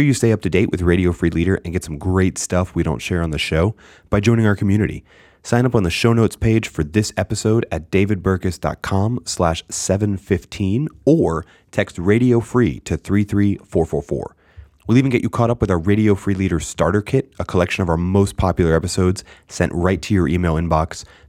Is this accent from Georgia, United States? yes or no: no; outside of Philadelphia, Pennsylvania, United States; I grew up outside of Philly